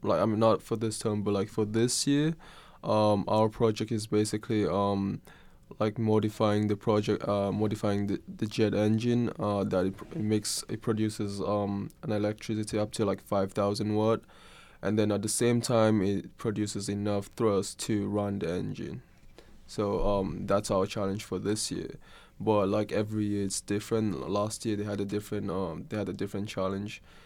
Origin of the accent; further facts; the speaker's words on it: Kenya; moved away as an adult; now in Oregon, United States; I'm not from Oregon. Uh, I'm actually from Kenya, which is, uh, East Africa